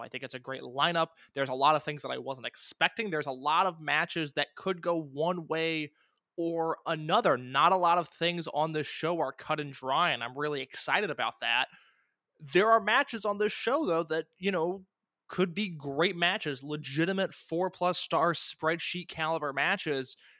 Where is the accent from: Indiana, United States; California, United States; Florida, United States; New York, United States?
Indiana, United States; I'm from Indiana